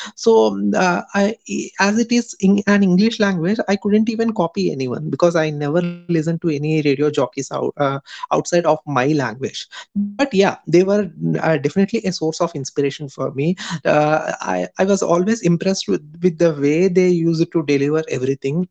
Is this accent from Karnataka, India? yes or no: no; Hyderabad, Telangana, India; I'm from Hyderabad, India.